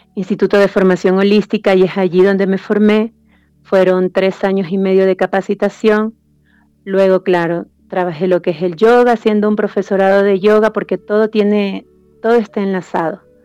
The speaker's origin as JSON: {"language": "Spanish", "region": "Esmeraldas", "country": "Ecuador", "moved": "yes", "lives_now": "Quito, Ecuador", "said": "yo soy de la costa, soy de la tierra acá del, del calor, donde se comen los mariscos"}